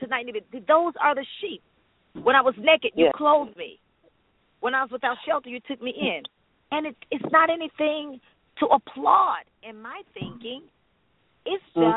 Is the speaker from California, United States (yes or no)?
no; North Carolina, United States; I'm a Southern Belle. I'm from North Carolina